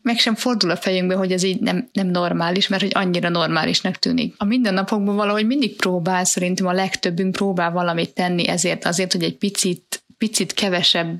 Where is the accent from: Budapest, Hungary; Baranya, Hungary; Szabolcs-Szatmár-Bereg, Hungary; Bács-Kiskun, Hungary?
Budapest, Hungary; A 11. kerület szerintem Márti nekünk az, az a mi kisvárosunk, ahol gyerekként nőttünk föl.